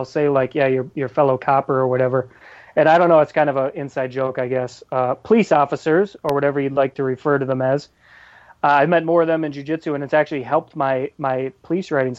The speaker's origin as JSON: {"language": "English", "area": "outside of Minneapolis", "region": "Minnesota", "country": "United States", "tie": "born or raised there", "moved": "yes", "lives_now": "Chicago, United States", "said": "I grew up outside of Minneapolis, so I'm a Vikings guy."}